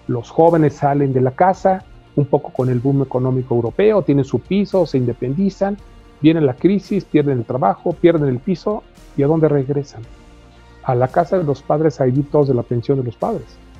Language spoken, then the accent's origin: Spanish; Mexico